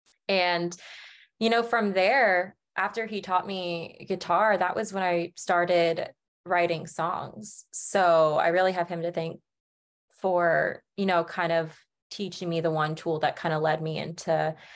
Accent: Branson, Missouri, United States; now in Springfield, United States; It was good. It's very much like a kind of a tourist small town and stuff. So it was like definitely the summers. It was like you had your traffic all the time. I'll never regret like kind of growing up there

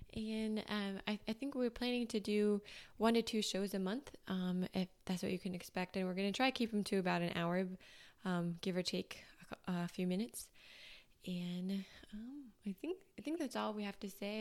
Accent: Minnesota, United States; moved away; I'm from Minnesota.

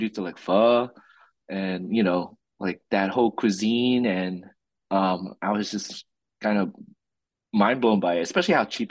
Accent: Philadelphia, Pennsylvania, United States; I grew up in South Philly, so like, my family immigrated there in 96, and I was like the only like Filipino kid growing up with Italians and Irish kids

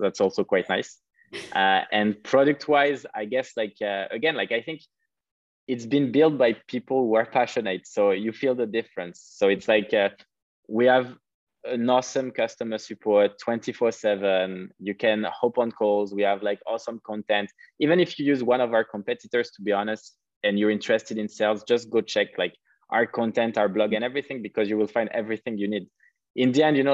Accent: Paris, Île-de-France, France; moved away; also born or lived in Cape Town; I'm French, like I'm from Paris

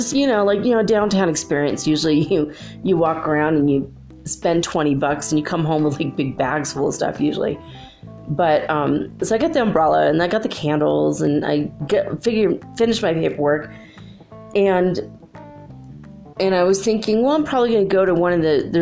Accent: California, United States; I'm from California.

